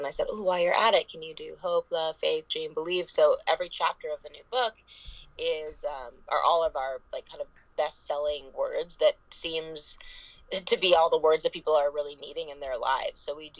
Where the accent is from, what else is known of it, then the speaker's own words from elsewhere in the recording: Los Angeles, California, United States; the whole subject of body image issues and growing up in Hollywood and comparison and trying to rebrainwash ourselves to love our flaws.